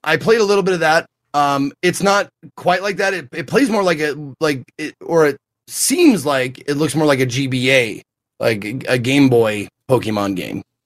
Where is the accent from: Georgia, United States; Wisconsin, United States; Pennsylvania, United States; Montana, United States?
Montana, United States; I'm a kid from Montana, not a lot of cultural influence